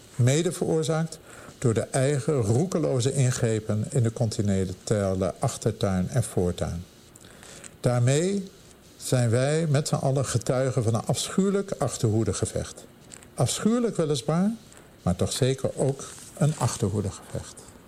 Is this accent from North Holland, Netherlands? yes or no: yes; Amsterdam, North Holland, Netherlands; moved away as an adult; now in Pittsburgh, United States; bij ons in Amsterdam